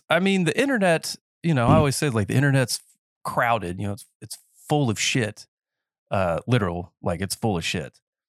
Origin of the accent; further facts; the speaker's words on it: North Carolina, United States; Because I grew up in Nowhereville, North Carolina. That's not the actual name of the place, but it's just, you know, middle of the woods.